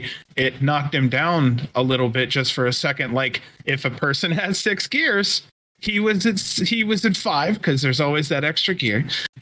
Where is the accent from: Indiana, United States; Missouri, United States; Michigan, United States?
Michigan, United States; Nope. I'm from Michigan.